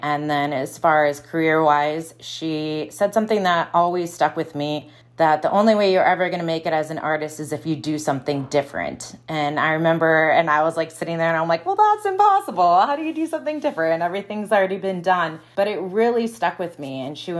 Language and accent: English; Midwest, United States; I'm from the Midwest, so like old things, discarded things